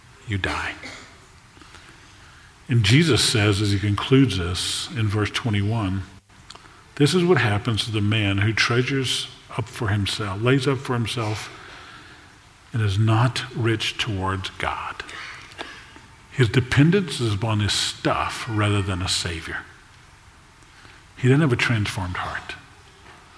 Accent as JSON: {"language": "English", "region": "South Louisiana", "country": "United States", "tie": "born or raised there", "said": "I grew up in South Louisiana"}